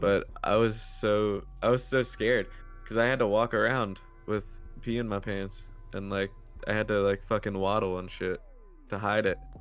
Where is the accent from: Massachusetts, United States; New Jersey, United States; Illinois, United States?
New Jersey, United States; so I'm from South Jersey, so that means I'm like right near the beach